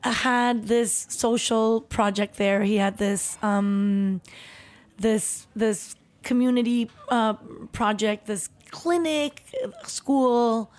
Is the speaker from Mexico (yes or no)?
yes; Chihuahua, Mexico; born there; So I was born in Chihuahua, where my parents had built a house in the outskirts, in the really slummy part of Chihuahua, in the worst neighborhood